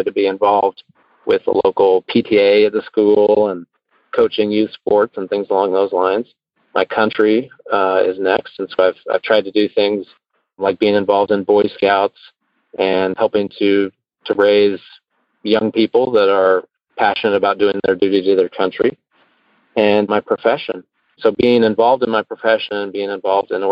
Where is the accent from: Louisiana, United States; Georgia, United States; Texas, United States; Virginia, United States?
Texas, United States; Houston; moved away as an adult; also born or lived in Chicago; I moved from Chicago to Houston. And while I had grown up in the area